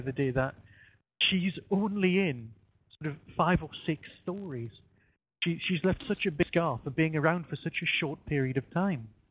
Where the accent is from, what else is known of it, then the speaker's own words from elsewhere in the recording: Northumberland, North East England, United Kingdom; as you can probably guess from my accent, that's where I'm from